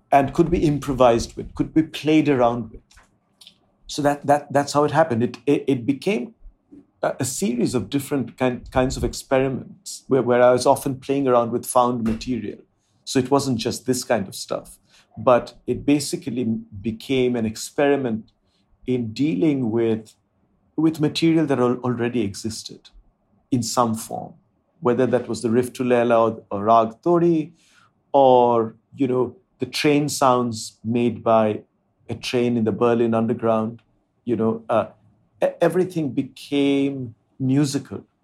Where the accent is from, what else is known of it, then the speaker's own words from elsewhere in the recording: India; first language Bengali; English is a second language; Indian languages that I spoke were my mother tongue, Bengali and Hindi.